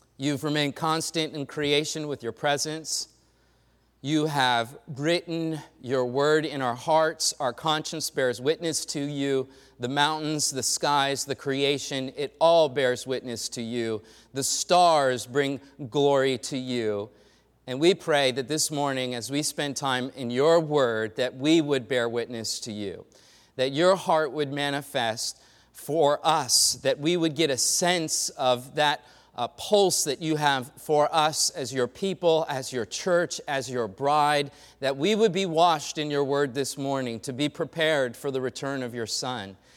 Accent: Los Angeles, California, United States; I hail from the West Side, uh, raised in Inglewood and Westchester

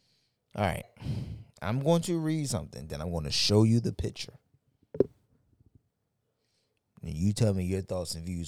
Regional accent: Baltimore, Maryland, United States; I'm from South Baltimore, South Baltimoreans.

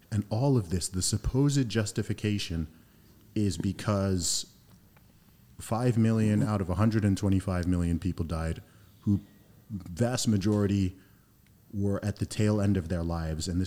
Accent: Saudi Arabia; also born or lived in United Kingdom; my family's originally from Nigeria. I grew up in Saudi Arabia, heavy exposure to uh, America via the school system, traveled to lots of countries, obviously born in the UK, went to school and university in the UK for some time.

